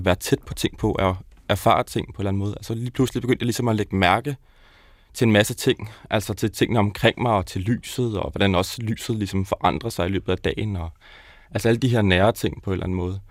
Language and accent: Danish; South Zealand, Denmark; Jeg er vokset op nede på Sydsjælland